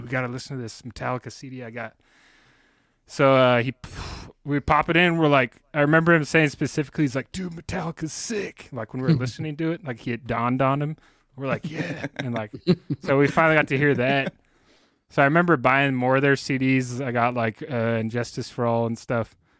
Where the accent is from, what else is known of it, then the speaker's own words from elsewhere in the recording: San Jose, California, United States; I grew up in San Jose in California